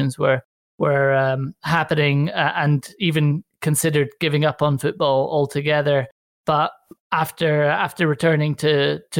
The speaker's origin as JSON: {"language": "English", "country": "Italy", "tie": "born or raised there", "said": "I moved to Italy in 1986"}